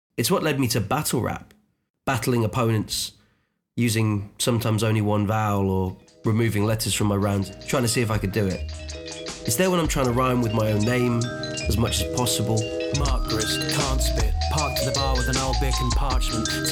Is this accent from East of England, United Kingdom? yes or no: no; Unst, Shetland Islands, Scotland, United Kingdom; I grew up on a tiny island called Unst. It's actually the most northern island in the whole of the UK. It's north of Scotland, part of the Shetland Islands